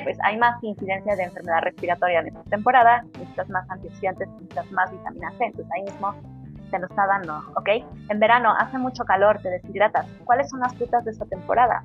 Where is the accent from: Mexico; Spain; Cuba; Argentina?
Mexico; nosotros que somos mexicanos